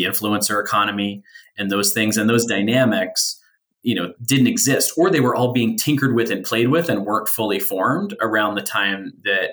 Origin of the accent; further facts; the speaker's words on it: United States; also born or lived in Philadelphia area, Pennsylvania; I was born outside of Philly, moved to a very rural small town that was my mother's hometown growing up